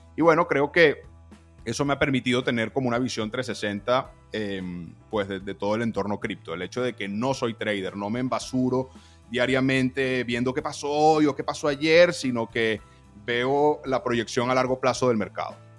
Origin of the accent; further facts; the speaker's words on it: Venezuela; soy venezolano